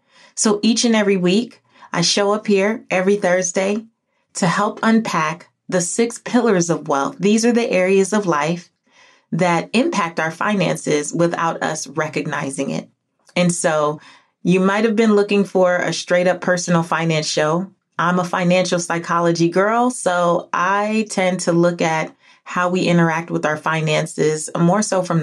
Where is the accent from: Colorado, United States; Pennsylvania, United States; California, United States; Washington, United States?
California, United States; now in Georgia, United States; Now, I'm from California, moved back to Georgia, and Georgia's very green